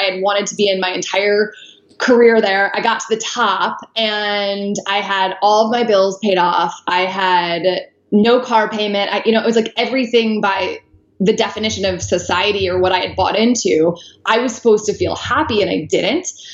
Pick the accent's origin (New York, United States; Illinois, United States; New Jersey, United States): Illinois, United States; right outside of Chicago; I grew up right outside of Chicago